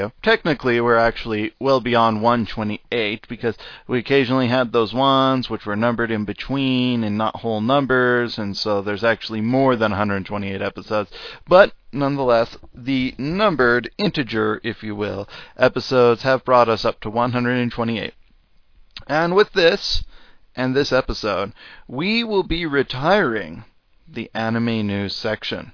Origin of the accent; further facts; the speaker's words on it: United States; accent: American; first language English; if you didn't know by my accent, that's where I am